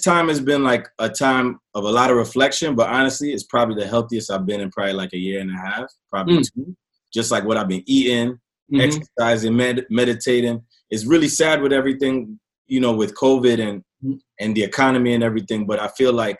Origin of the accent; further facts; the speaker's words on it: Gainesville, Alabama, United States; Yo, you know I'm coming from Gainesville, Alabama.